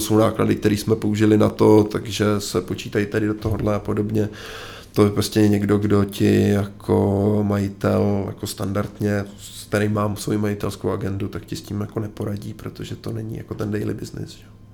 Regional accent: Czechia; já jsem Čech

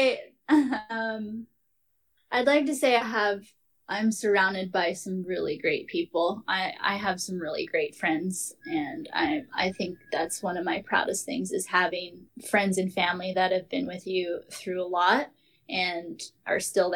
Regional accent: Hawaii, United States; being Hawaiian

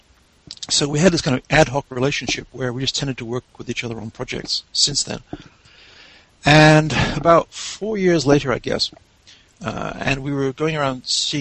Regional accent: England, United Kingdom; moved away as an adult; also born or lived in Godalming, England; now in Texas, United States; I'm English

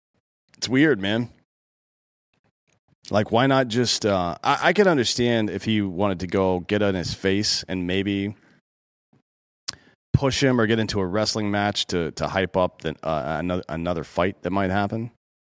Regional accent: Miami, Florida, United States; I'm from Miami. You know what we do is run up from behind people and punch them in the face.

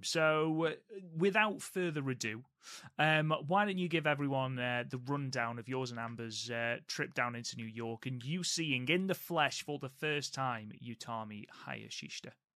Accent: England, United Kingdom; I am an Englishman.

